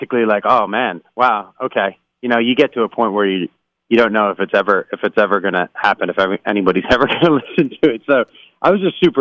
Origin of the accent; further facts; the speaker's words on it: New York, United States; now in Los Angeles, United States; And I'm an East Coast guy. I grew up in New York